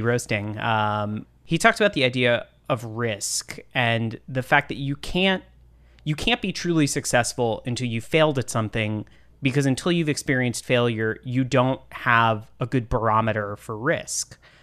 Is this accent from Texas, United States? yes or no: yes; Austin, Texas, United States; I'm also from Texas. Um, I'm from Austin.